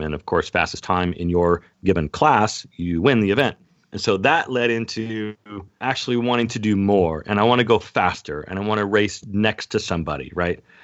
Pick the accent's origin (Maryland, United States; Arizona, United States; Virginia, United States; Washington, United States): Washington, United States; Seattle; moved away as an adult; now in Temecula, United States; born and raised in Seattle, Washington, and I'm currently in Southern California in Temecula